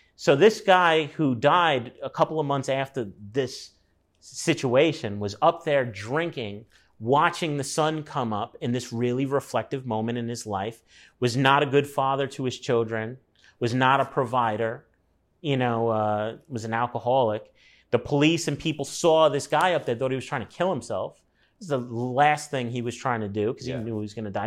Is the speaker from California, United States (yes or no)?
no; New York City, New York, United States; moved away as an adult; also born or lived in Los Angeles, United States; Moved within a mile of where I was born in Brooklyn